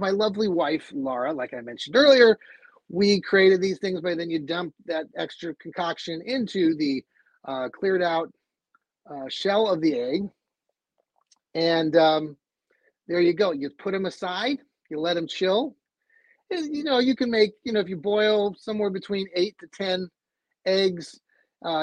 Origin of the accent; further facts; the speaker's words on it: Cleveland, Ohio, United States; if we're from Cleveland